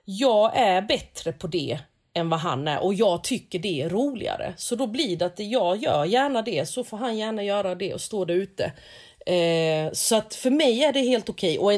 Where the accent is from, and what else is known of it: South Korea; now in Sweden